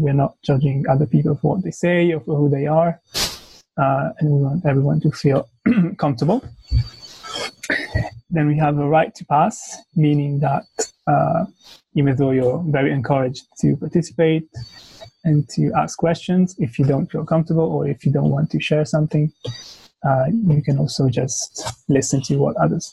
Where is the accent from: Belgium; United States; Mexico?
Belgium; also born or lived in Italy; now in London, United Kingdom; I come from Italy, but I grew up in Belgium